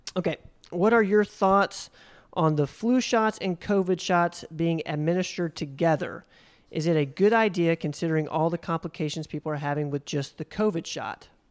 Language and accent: English; Spartanburg, South Carolina, United States; I was born in South Carolina, um, in Spartanburg